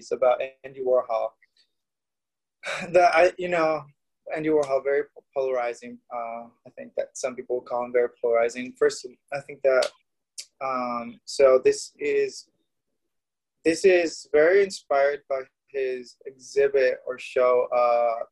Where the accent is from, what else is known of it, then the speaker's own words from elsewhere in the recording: Mexico; now in Los Angeles, United States; I grew up in Mexico.